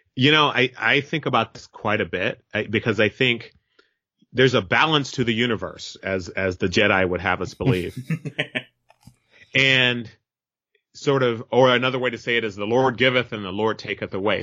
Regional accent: Merced, California, United States; moved away as an adult; now in Berkeley, United States; I'm a Merced native, you know, I, I'm born and raised in, uh, Merced, California.

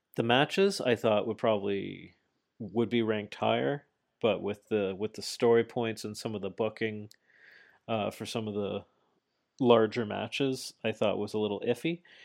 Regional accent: Canada; I'm Canadian

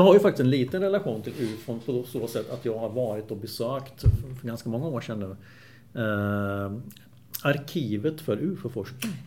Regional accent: Åtvidaberg, Östergötland, Sweden; Jag växte upp på Valkaregatan

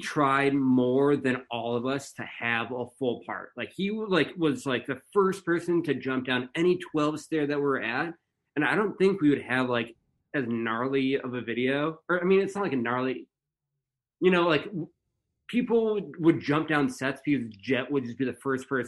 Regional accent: Arizona, United States; moved away; also born or lived in Chicago, Illinois; I was born in Chicago and then I spent 10 years in Arizona

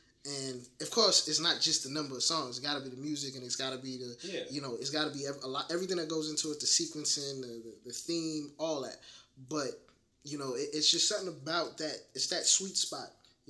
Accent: Atlanta, Georgia, United States; also born or lived in Brooklyn, New York / Detroit, Michigan; I'm born in Brooklyn, and I was raised down here in Atlanta, but, you know, it was a year or so. I was living off of 6 Mile in Detroit

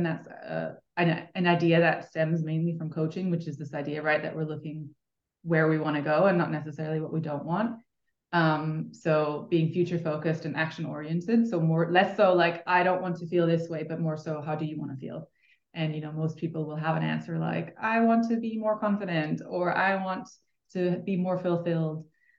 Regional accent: Switzerland; I am from Switzerland, which is then also where I studied.

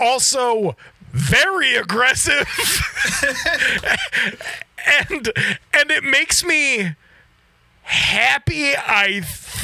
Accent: United States; as an American

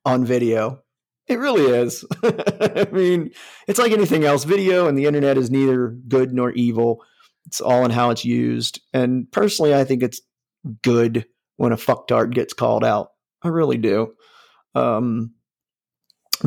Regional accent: Northeast Ohio, United States; I grew up in Northeast Ohio by West Virginia in fucking farm country

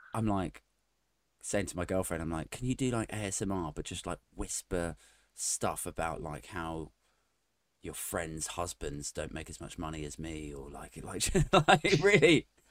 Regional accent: Maidenhead, South East England, United Kingdom; my hometown, Maidenhead

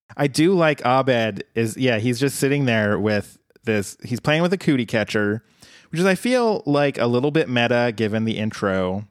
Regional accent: Colorado, United States; my home state

